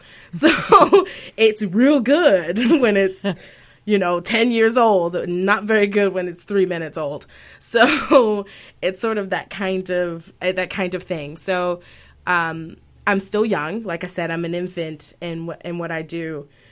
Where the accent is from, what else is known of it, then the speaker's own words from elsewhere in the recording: Baltimore, Maryland, United States; I'm from Baltimore, Maryland, so we were from Baltimore City, and just were used to rap and R&B being all, all around us